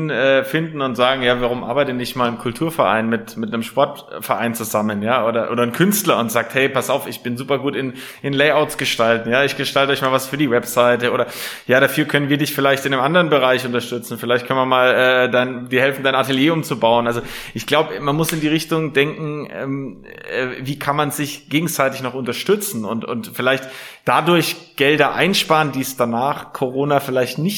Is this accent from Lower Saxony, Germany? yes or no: no; Nuremberg, Bavaria, Germany; Als Nürnberger hast du da keine Wahl. Ich bin in der Südstadt geboren.